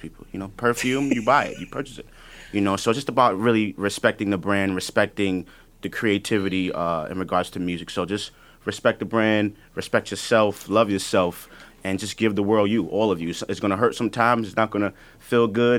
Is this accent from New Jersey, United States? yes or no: no; New York City, New York, United States; I'm from the Bronx. I'm from the hood